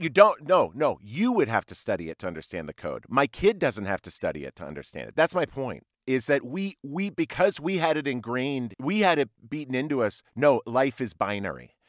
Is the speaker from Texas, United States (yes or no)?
no; Minnesota, United States; also born or lived in Ohio; I was mostly raised in Minnesota